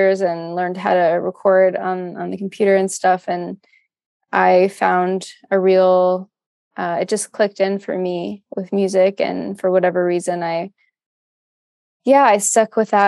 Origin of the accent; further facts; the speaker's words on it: Florida, United States; moved away as an adult; also born or lived in Chicago, United States; now in Austin, United States; I grew up in Florida and then went to school in Chicago